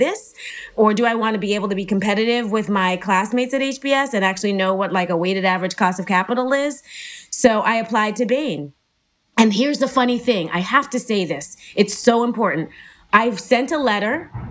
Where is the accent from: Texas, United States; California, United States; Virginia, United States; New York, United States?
New York, United States; Born and raised city girl, Manhattan, not just New York, like Manhattan